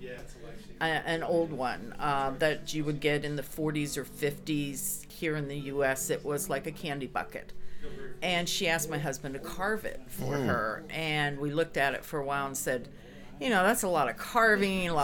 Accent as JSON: {"language": "English", "town": "State College", "region": "Pennsylvania", "country": "United States", "tie": "born or raised there", "also_born_or_lived": "Albuquerque, New Mexico", "moved": "as an adult", "lives_now": "Mifflinburg, United States", "said": "I grew up in State College"}